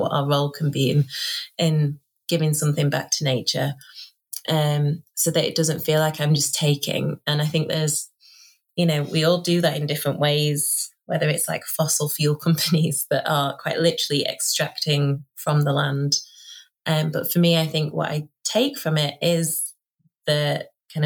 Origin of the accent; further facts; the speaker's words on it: Doncaster, Yorkshire and the Humber, United Kingdom; accent: northern; now in Sheffield, United Kingdom; I am born and raised in Doncaster, which is a really working class ex-industrial town in South Yorkshire